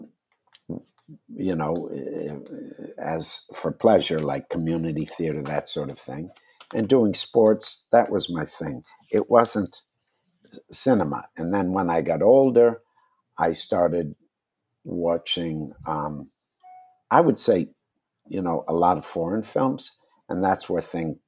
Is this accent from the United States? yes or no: yes; Wisconsin, United States; moved away; I grew up in Wisconsin.